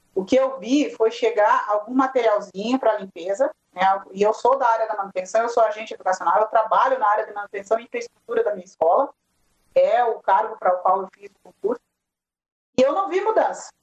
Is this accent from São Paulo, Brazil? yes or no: no; Nova Palma, Rio Grande do Sul, Brazil; eu sou aqui de Nova Palma